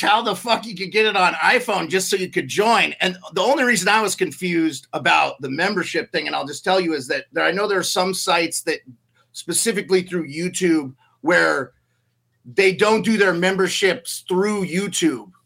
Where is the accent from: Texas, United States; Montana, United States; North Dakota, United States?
Montana, United States; also born or lived in Alaska; now in Anchorage, United States; I'm from Montana originally